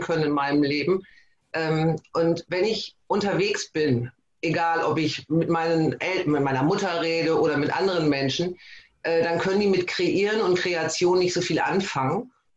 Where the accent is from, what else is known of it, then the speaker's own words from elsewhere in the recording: Emden, Lower Saxony, Germany; ich komme aus Emden, das ist Ostfriesland